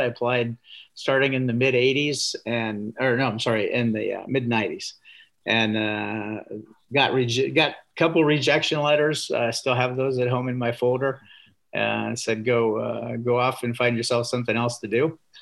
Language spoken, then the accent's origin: English; Indiana, United States; I grew up in Indiana